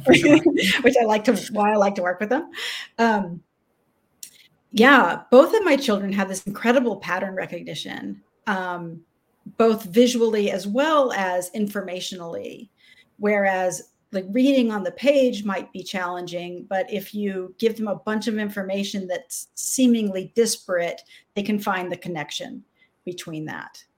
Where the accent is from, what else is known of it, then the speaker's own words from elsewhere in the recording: Austin, Texas, United States; Austin was a small town when I was young